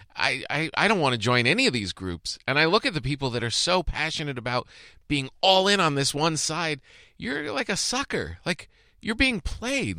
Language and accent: English; Bergen County, New Jersey, United States; moved away; also born or lived in East Rutherford, New Jersey; I lived in Bergen County my whole childhood